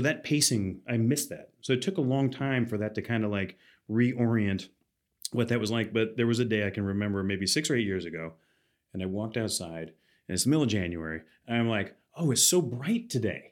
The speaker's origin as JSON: {"language": "English", "town": "Athens", "region": "Georgia", "country": "United States", "tie": "born or raised there", "moved": "yes", "lives_now": "Seattle, United States", "said": "I grew up in Athens, Georgia"}